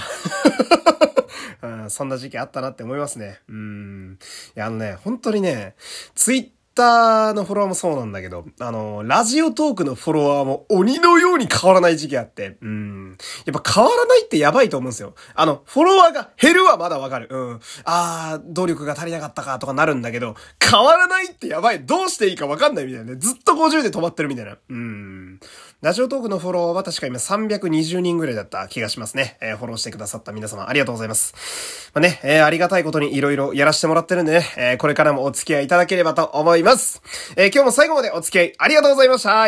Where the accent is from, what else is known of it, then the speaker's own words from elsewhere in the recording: Fukui, Japan; 私は福井県というクソ田舎の出身なんですけど